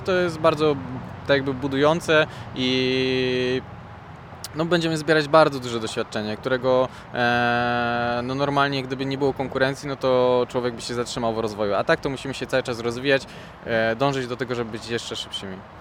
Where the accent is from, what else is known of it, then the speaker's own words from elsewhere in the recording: Silesian Voivodeship, Poland; also born or lived in Żywiec; jestem ze Śląska, mieszkam dosyć blisko odcinków